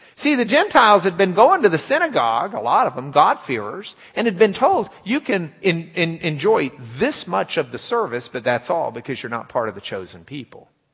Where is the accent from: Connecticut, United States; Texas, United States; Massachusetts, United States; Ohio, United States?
Texas, United States; Lubbock; moved away; We're from Lubbock